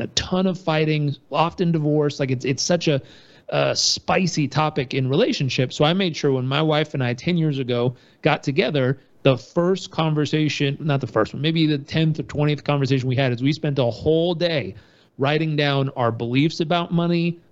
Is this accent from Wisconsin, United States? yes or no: no; Southern California, United States; I grew up in Southern California with a hardworking dad and family.